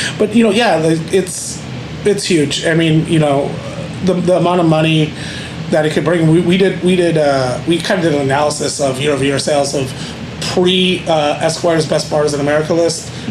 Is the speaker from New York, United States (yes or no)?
yes; Buffalo, New York, United States; moved away as an adult; also born or lived in West Palm Beach, Florida / Las Vegas, Nevada; now in Austin, United States; It's my hometown, Buffalo, New York.